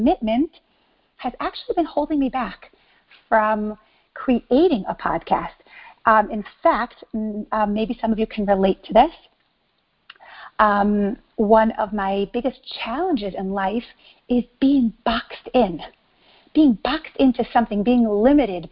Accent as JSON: {"language": "English", "town": "New York City", "region": "New York", "country": "United States", "tie": "born or raised there", "also_born_or_lived": "Israel / Mexico City, Mexico / San Diego, United States", "moved": "as an adult", "lives_now": "Miami, United States", "said": "I grew up in New York, Brooklyn, New York, to be exact"}